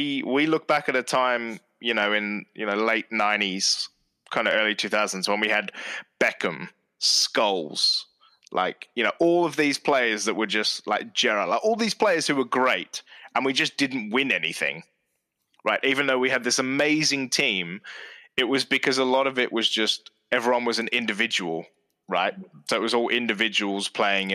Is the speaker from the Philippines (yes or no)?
no; England, United Kingdom; accent: English; as English people